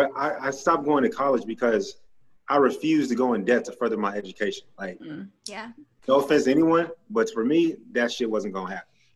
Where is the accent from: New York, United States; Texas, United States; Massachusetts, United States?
Texas, United States; Grand Prairie; I am. I'm from Dallas, or specifically Grand Prairie, but people don't know Grand Prairie, so I just say Dallas.